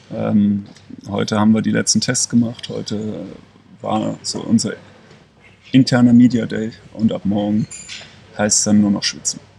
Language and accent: German; Leverkusen, North Rhine-Westphalia, Germany; now in Ulm, Germany; Ich bin gebürtiger Leverkusener, das wird auch immer meine Heimat bleiben.